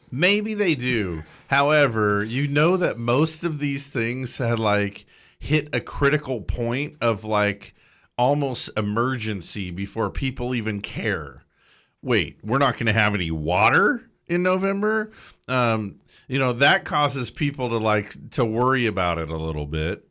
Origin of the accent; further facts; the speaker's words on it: Big Bear, California, United States; I grew up in Big Bear, okay, which is a resort community